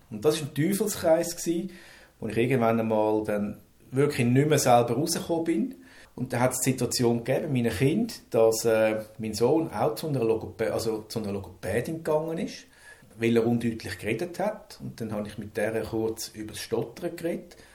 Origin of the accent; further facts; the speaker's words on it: Zurich, Switzerland; ich komme aus Zürich